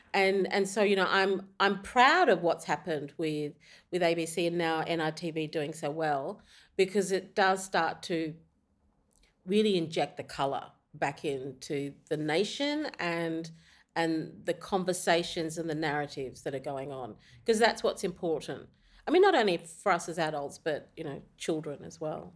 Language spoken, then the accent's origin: English; Australia; I'm from Australia.